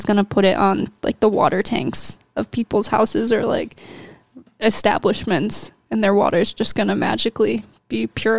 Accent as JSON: {"language": "English", "region": "New York", "country": "United States", "tie": "born or raised there", "said": "I'm from New York. I've lived there my whole life."}